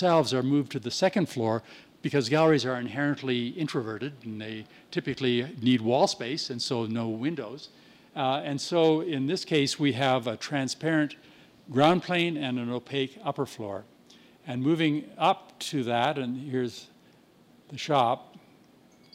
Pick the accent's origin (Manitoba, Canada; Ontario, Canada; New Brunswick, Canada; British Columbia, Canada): Manitoba, Canada; Winnipeg; my hometown of Winnipeg